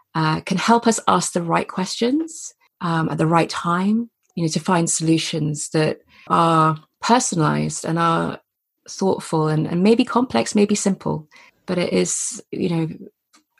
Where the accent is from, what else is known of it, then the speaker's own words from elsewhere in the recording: Gloucestershire, South West England, United Kingdom; I grew up in Gloucestershire in the countryside.